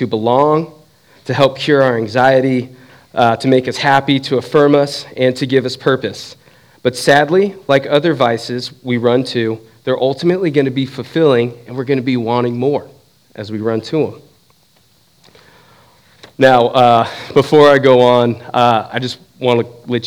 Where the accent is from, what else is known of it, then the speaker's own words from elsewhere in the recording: Southern California, United States; moved away as an adult; now in Southeast Ohio, United States; I grew up in Southern California.